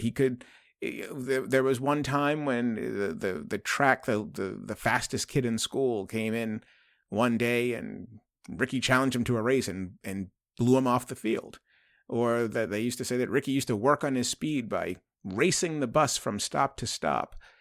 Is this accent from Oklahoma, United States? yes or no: no; Boston, Massachusetts, United States; I'm from Boston